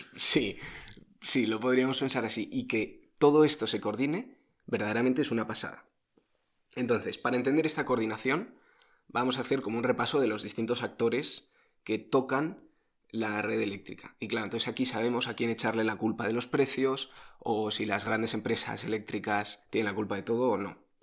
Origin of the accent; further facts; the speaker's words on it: Spain; los españoles